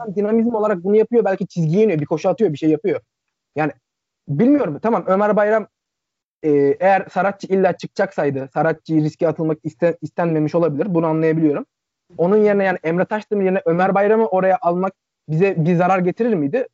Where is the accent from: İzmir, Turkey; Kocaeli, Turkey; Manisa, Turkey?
Manisa, Turkey; Akhisar; Ben Akisar Sporluyum aynı zamanda Akisarlıyım.